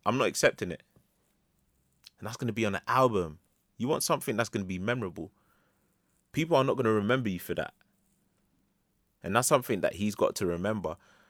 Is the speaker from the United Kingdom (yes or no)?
yes; London, United Kingdom; And I grew up around Lord's Cricket Ground. I hate the shit.